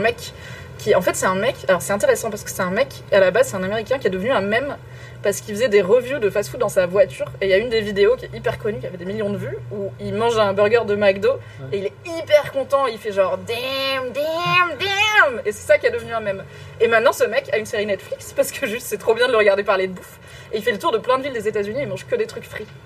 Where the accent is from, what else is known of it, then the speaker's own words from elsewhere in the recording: Morocco; je suis marocaine